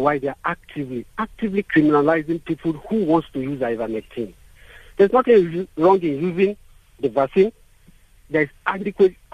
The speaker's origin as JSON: {"language": "English", "country": "Nigeria", "moved": "yes", "lives_now": "South Africa", "said": "I'm originally from Nigeria"}